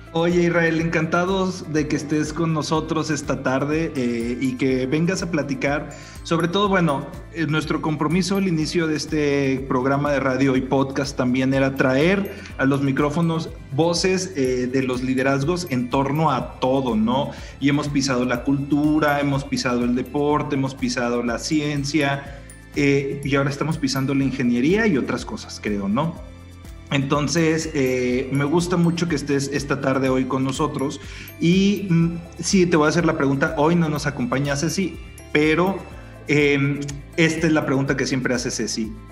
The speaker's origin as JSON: {"language": "Spanish", "country": "Mexico", "said": "como mexicanos"}